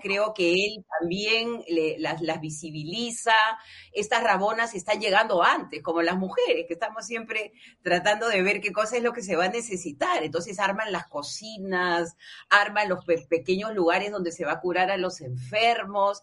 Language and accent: Spanish; La Punta, Callao, Peru; ni yo dejo de ser de la punta, pero somos peruanos